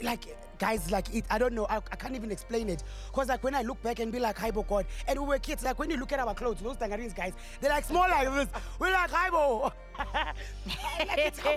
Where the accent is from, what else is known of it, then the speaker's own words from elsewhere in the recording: Mpumalanga, South Africa; now in Johannesburg, South Africa; I'm from Mpumalanga. When I came in Josie